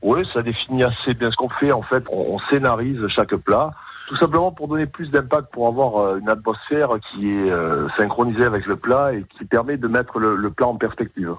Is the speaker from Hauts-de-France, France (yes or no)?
no; Corneilla-la-Rivière, Occitania, France; now in Shanghai, China; je suis originaire de Cornillat de la Rivière, beau petit village à côté de Pézières de la Rivière.